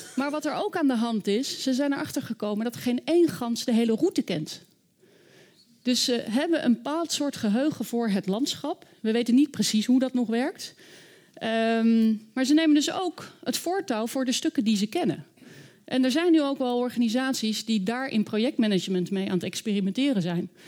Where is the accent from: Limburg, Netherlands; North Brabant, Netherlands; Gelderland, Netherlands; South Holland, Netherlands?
South Holland, Netherlands; The Hague; Ik ben zelf opgegroeid in Den Haag